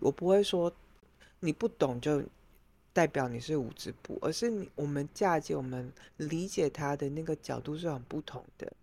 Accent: Taiwan; moved away as an adult; now in Europe; 我们台湾人

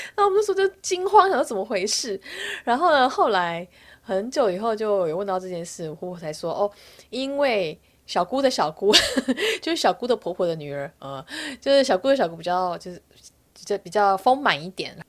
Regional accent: Taiwan; moved away as an adult; now in South Korea; 我是台湾人，我是一个外国媳妇

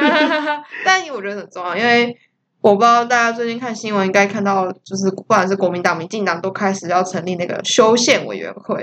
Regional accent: Taiwan; accent: Taiwanese Mandarin; 不小心台湾国语

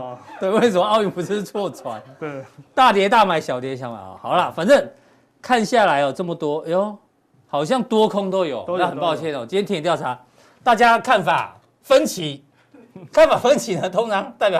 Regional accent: Taiwan; 我们台湾人从小都跟台风、跟地震一起长大，

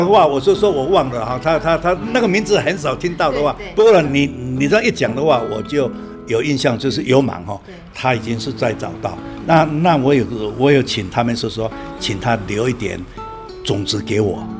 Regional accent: Taiwan; born there; 我我生在台湾，我要讲台湾。

